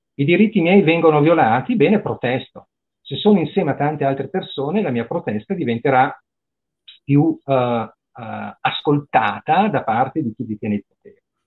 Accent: Parma, Emilia-Romagna, Italy; io sono di Parma, anche qua a Parma

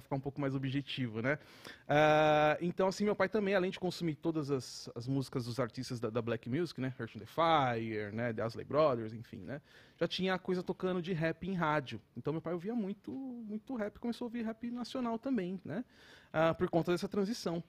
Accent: São Paulo, Brazil; sou da Zona Oeste

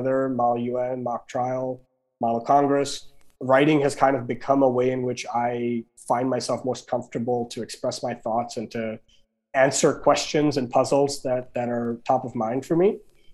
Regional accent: India; moved away; growing up in India

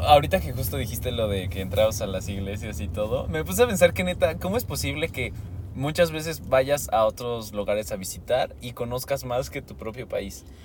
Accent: Mexico

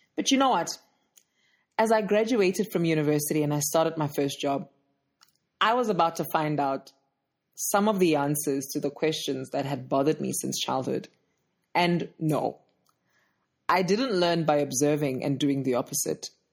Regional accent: Johannesburg, Gauteng, South Africa; I'm from Johannesburg, South Africa

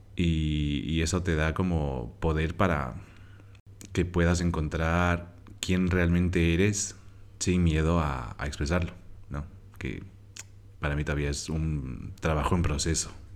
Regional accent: Quito, Pichincha, Ecuador; moved away as an adult; now in Barcelona, Spain; Quito, de donde soy, tiene sus zonas re inseguras

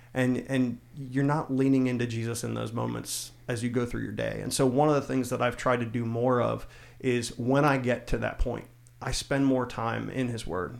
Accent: South Central Pennsylvania, United States; I grew up in South Central Pennsylvania

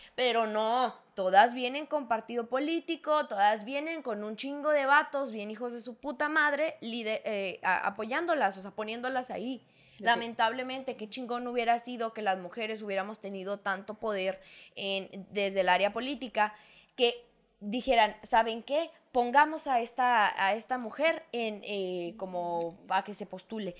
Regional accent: northern Mexico, Mexico; somos de la misma raza, somos mexicanos, somos hermanos

